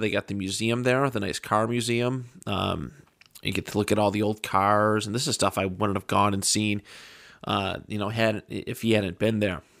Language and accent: English; Buffalo, New York, United States; we're from Buffalo